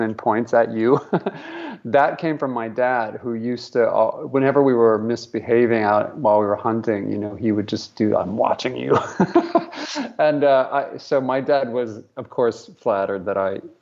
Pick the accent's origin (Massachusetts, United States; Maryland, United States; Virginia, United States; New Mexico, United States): New Mexico, United States; Albuquerque; we grew up in Albuquerque, New Mexico, sort of a conservative place.